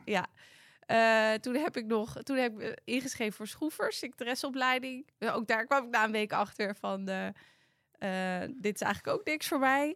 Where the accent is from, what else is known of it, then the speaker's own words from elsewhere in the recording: Amersfoort, Utrecht, Netherlands; Ik kom uit Amersfoort, geboren echt hoog in Amersfoort.